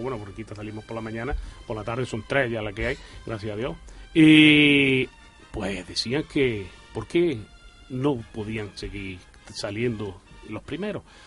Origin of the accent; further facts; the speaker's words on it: Arjona, Andalusia, Spain; moved away as an adult; now in Jaén, Spain; somos de Arjona. y lógicamente yo vine aquí a vivir en Jaén y yo en Arjona estaba en el mundo de las cofradías